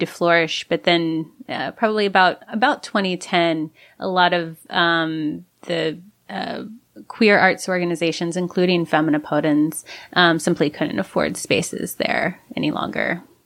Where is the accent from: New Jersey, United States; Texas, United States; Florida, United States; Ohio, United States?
Ohio, United States; accent: Midwest; moved away as an adult; now in San Francisco, United States; I'm from Ohio. It's milk instead of mil-, milk